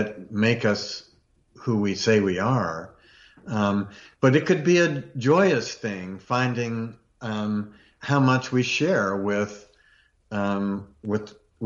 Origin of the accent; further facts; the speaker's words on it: Virginia, United States; I grew up in Virginia a lot